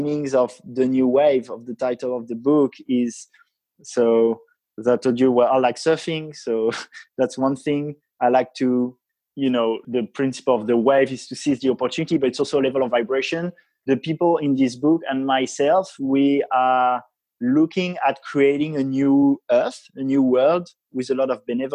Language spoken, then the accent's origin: English; France; I come from France and I've had quite a traditional upbringing, education